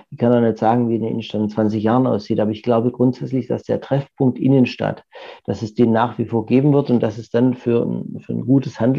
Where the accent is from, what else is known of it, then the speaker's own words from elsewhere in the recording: Göppingen, Baden-Württemberg, Germany; ich bin in der Stadt mit aufgewachsen. Von dem her ähm, grundsätzlich finde ich, Göppingen hat sehr, sehr viele schöne Plätze.